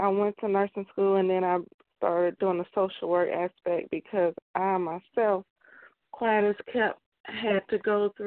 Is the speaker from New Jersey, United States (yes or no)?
no; Chicago, Illinois, United States; moved away as an adult; now in Louisville, United States; I was born and raised in Chicago. I left there after I graduated high school in 97